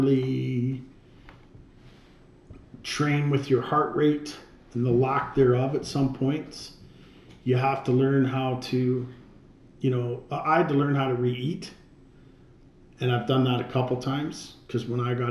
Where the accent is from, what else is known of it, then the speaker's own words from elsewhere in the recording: Canada; We're from Canada